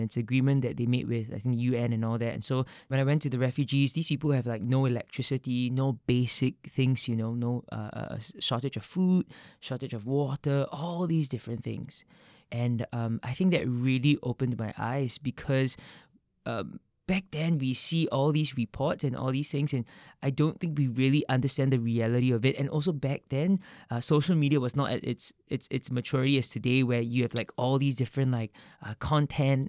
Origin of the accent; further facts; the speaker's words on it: Singapore; growing up in Singapore